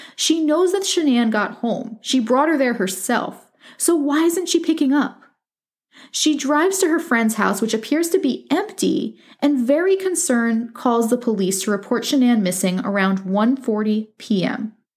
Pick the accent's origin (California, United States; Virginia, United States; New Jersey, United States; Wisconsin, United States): New Jersey, United States; near Passaic; near Passaic, New Jersey, very close to my hometown